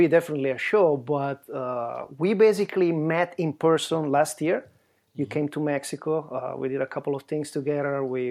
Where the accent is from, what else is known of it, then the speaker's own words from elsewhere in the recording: Italy; accent: Italian; English is a second language; moved away as an adult; now in United States; Born and raised in Italy. {S0} Yeah, there you go. {S1} And then I came to the state a long time ago, 30 years ago, but it's not enough to lose my accent, I guess.